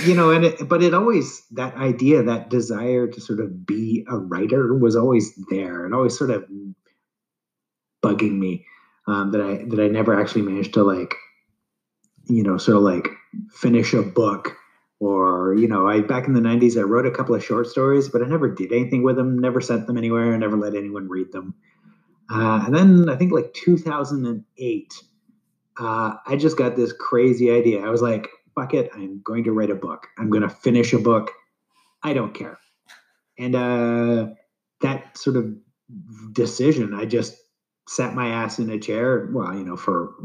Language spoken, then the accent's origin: English; Canada; I'm Canadian